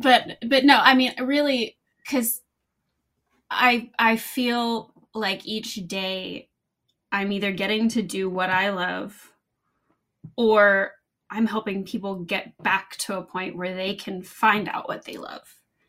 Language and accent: English; the South, United States; And I'm from the South. And so, you know, I'm cooking bacon and stuff.